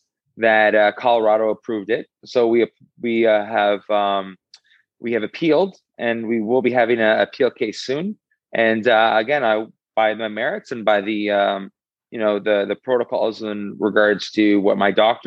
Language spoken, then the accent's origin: English; Canada; I'm Canadian through and through